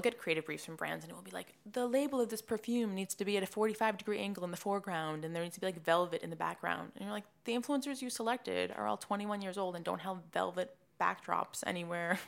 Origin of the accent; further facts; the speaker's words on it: Swampscott, Massachusetts, United States; moved away as an adult; also born or lived in North Carolina; now in New York, United States; I'm from Swampscott, Massachusetts. It's right outside Boston. I grew up there